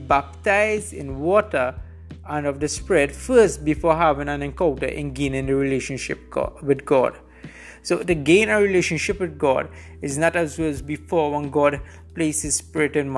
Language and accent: English; Trinidad & Tobago; I'm situated right now in Trinidad and Tobago. This is my home country.